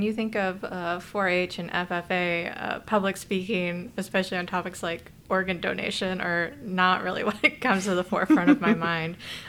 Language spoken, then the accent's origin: English; East Coast, United States; now in Chicago, United States; I grew up on the East Coast, so Illinois is sort of a mystery to me. I've lived in Chicago for over 5 years now, but the rest of Illinois is sort of a mystery to me.